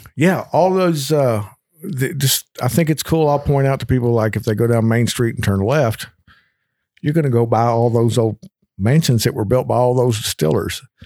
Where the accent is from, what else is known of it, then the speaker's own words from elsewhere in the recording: Kentucky, United States; born and raised in Kentucky